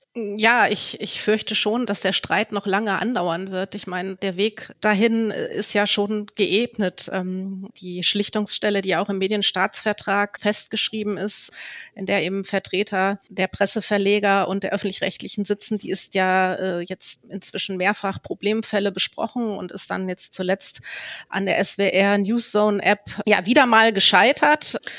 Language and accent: German; Hamburg, Germany; als Hamburgerin